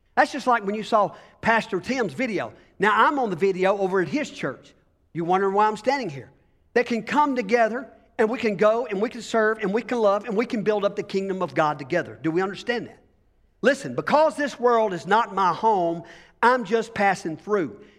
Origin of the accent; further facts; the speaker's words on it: United States; as being American